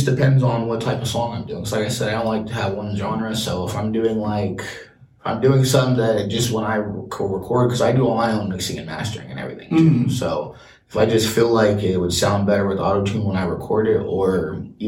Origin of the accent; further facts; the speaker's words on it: West Coast, United States; we grew up on the West Coast